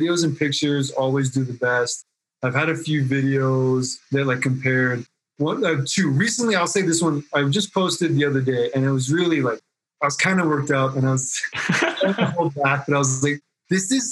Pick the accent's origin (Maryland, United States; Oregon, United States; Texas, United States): Oregon, United States; also born or lived in California; now in Reno, United States; I grew up on the West Coast, so high school in Oregon.